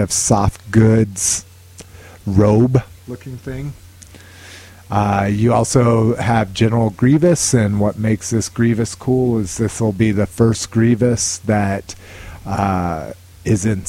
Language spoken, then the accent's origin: English; Albuquerque, New Mexico, United States; moved away; I'm originally from Albuquerque, New Mexico. That's where I grew up.